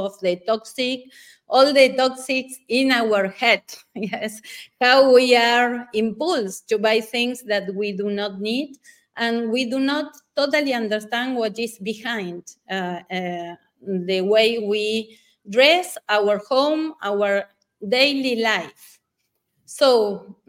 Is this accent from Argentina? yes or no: yes; Patagonia, Argentina; I was born in Patagonia, in the south of Argentina